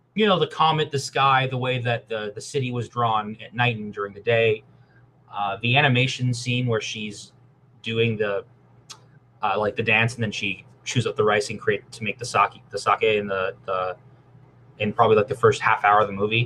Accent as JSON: {"language": "English", "country": "Canada", "said": "I'm Canadian. We're living on stolen land"}